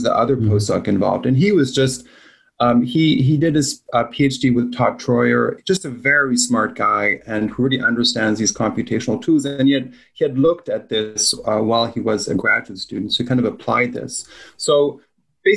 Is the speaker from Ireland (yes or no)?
no; Belgium; now in United States; I'm from Belgium